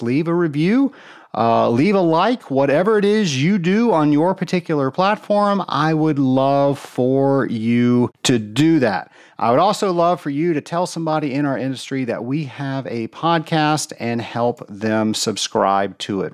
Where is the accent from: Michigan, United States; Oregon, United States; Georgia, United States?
Georgia, United States; Atlanta; my hometown of Atlanta, Georgia